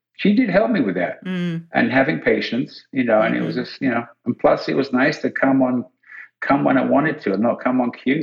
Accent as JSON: {"language": "English", "region": "England", "country": "United Kingdom", "said": "I'm English"}